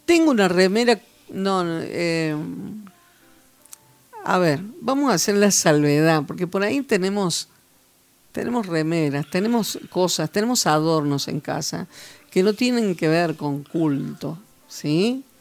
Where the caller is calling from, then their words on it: Unquillo, Córdoba, Argentina; de Unquillo.